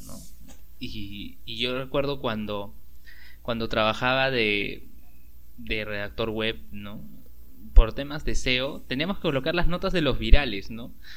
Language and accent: Spanish; Peru